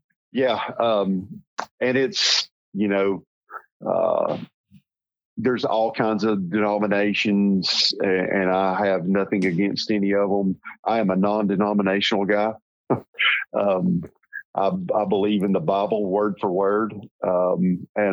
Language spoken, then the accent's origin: English; Northeast Tennessee, United States; accent: hillbilly; I grew up in a, you know, as we were talking earlier, in a very rural little hillbilly town, as you can tell from my accent, in Northeast Tennessee